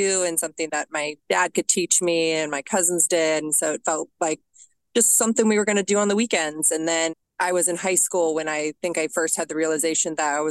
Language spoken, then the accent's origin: English; Denver, Colorado, United States; I grew up in Denver, Colorado, born and raised